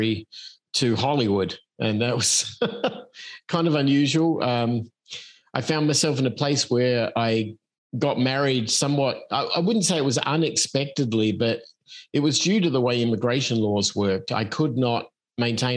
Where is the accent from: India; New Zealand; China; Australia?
Australia; moved away as an adult; also born or lived in Los Angeles; now in Arizona, United States; I'm an Australian expat who moved to the United States in 1989. So that would explain my somewhat unusual accent.